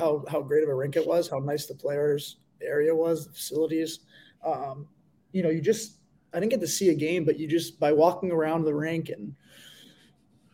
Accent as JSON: {"language": "English", "region": "Western Massachusetts", "country": "United States", "tie": "born or raised there", "moved": "as an adult", "lives_now": "Belfast, United Kingdom", "said": "my hometown in Western Massachusetts"}